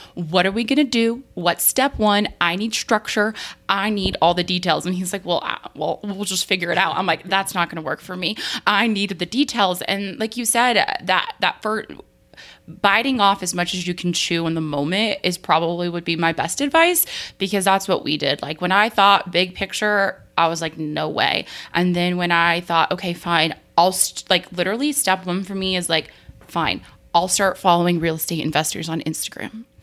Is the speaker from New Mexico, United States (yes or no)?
yes; New Mexico, United States; moved away; I grew up in New Mexico where, where basements really aren't a thing